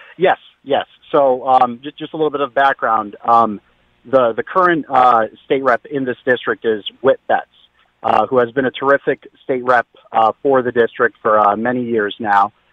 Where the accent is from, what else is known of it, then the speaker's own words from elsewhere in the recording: Bristol, Connecticut, United States; I come from Bristol